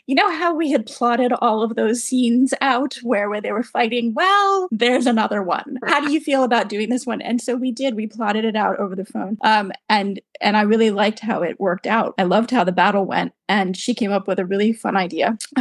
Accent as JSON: {"language": "English", "country": "United States", "also_born_or_lived": "Boston / Manchester, United Kingdom", "moved": "as an adult", "lives_now": "United Kingdom", "said": "my background being an American and living over there for 30 years and practicing as a lawyer there, and then moving to the UK"}